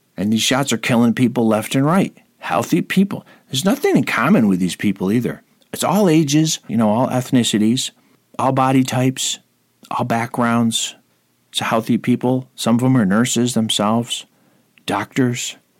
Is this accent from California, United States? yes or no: no; Rome, New York, United States; right here in my hometown of Rome, New York